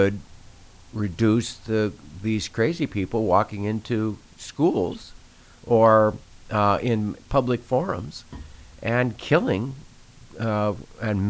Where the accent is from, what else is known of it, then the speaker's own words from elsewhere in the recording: South Dakota, United States; a guy growing up in South Dakota